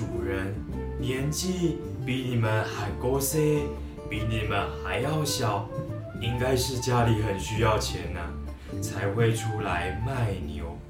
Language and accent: Chinese; Taoyuan, Taiwan; also born or lived in Taipei; 我小那个时候第一次从我们的总哈从桃园搬到台北来，就住在万方